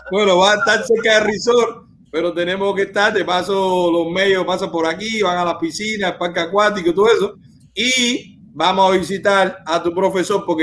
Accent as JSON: {"language": "Spanish", "town": "Morón", "region": "Ciego de Ávila", "country": "Cuba", "said": "Yo soy de Morón."}